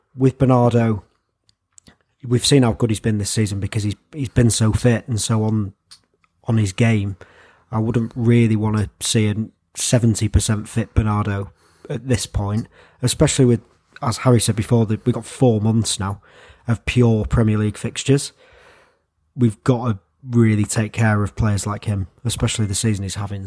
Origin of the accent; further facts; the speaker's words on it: England, United Kingdom; as an Englishman